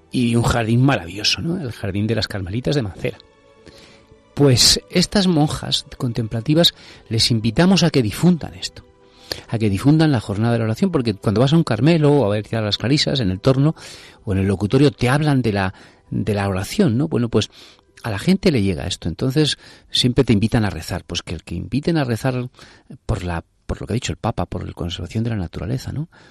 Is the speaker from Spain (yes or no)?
yes; Spain